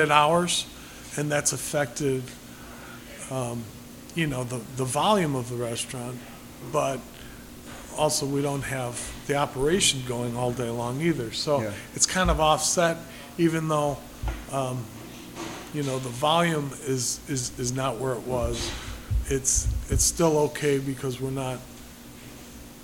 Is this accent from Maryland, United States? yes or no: no; Des Plaines, Illinois, United States; also born or lived in Chicago; now in Crystal Lake, United States; I grew up in Des Plaines